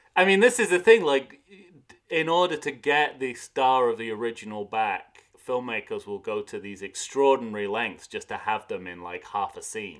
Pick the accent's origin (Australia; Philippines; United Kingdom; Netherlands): United Kingdom; moved away; a British expat